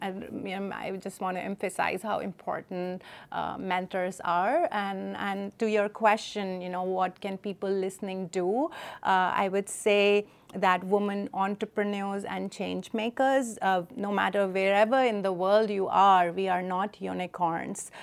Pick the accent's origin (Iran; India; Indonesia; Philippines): India; New Delhi, Delhi; moved away; I grew up in New Delhi